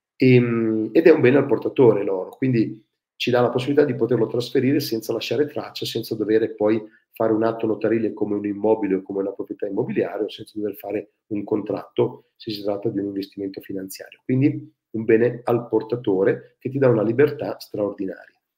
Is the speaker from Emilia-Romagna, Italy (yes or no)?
yes; Ferrara, Emilia-Romagna, Italy; sono nato a Ferrara